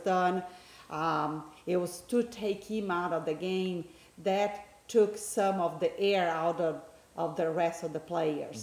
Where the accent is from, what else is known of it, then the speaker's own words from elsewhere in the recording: Brazil; now in United States; although I do live in the States, my hometown is Brazil, and which is that's where we are right now, spending Christmas with my family